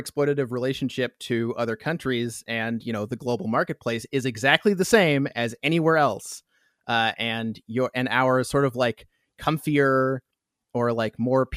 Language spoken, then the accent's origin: English; Canada; that's the Canadian reaction. That's what we